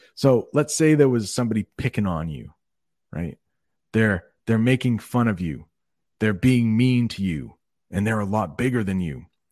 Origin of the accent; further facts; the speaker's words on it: United States; in the United States, we often like to think of ourselves as non-conforming